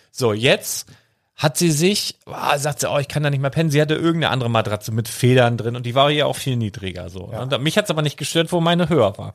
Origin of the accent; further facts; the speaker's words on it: Handorf, Germany; Das ist da, wo ich aufgewachsen bin, von fünf bis 16, 17 so ungefähr